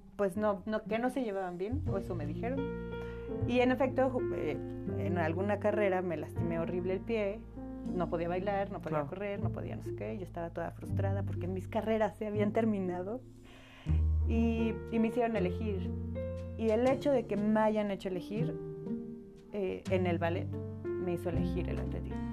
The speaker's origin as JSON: {"language": "Spanish", "town": "Cholula", "region": "Puebla", "country": "Mexico", "tie": "born or raised there", "also_born_or_lived": "Aguascalientes", "lives_now": "Puebla, Mexico", "said": "mis papás decidieron venir a Cholula, que fue donde crecí, donde, donde me formé"}